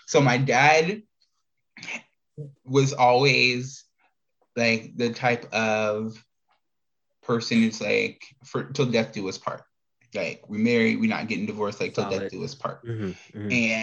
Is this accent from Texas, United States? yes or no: no; Indiana, United States; now in Arizona, United States; growing up in Indiana, then leave Indiana and run into Arizona, and I've been here ever since